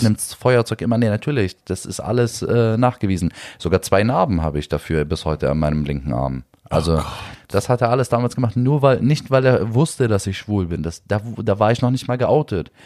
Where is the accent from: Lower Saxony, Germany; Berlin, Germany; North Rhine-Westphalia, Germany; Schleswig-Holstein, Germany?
Berlin, Germany; Neukölln, wo ich aufgewachsen bin